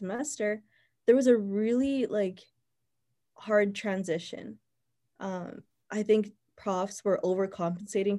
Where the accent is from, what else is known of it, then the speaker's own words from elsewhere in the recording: Winnipeg, Manitoba, Canada; moved away as an adult; also born or lived in Toronto; I'm from Winnipeg, so that's where I am right now